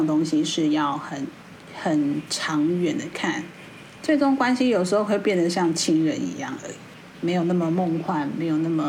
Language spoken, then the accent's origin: Chinese; Taiwan; 在我们台湾人的眼光，